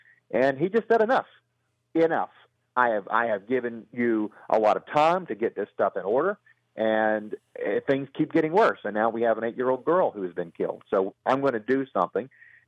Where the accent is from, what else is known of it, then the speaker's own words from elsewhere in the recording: Brookhaven, Georgia, United States; and here in my hometown of Brookhaven